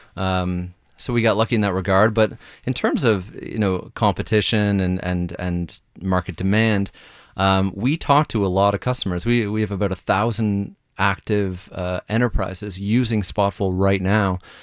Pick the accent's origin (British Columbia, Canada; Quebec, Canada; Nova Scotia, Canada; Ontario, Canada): Nova Scotia, Canada; Halifax; I'm from Halifax